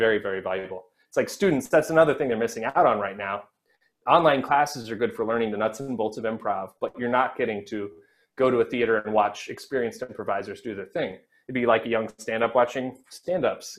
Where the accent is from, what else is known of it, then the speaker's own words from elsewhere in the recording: Missouri, United States; now in New York, United States; a 15-year-old in the middle of Missouri